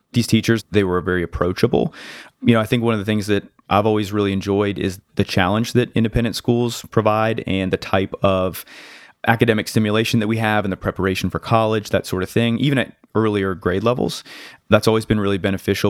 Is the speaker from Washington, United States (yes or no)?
no; North Carolina, United States; also born or lived in Connecticut; I've lived in North Carolina since I was seven, but I'm originally from Connecticut